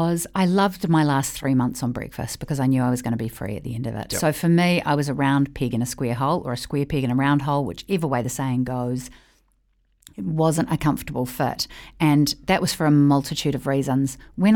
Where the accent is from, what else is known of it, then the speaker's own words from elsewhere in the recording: New Zealand; I'm a New Zealander.